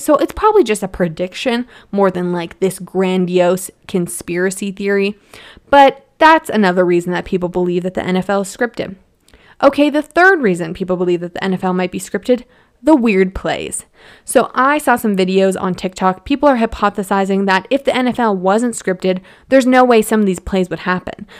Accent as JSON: {"language": "English", "town": "Edmonton", "region": "Alberta", "country": "Canada", "tie": "born or raised there", "moved": "yes", "lives_now": "Calgary, Canada", "said": "I was born in Edmonton and now I'm in Calgary"}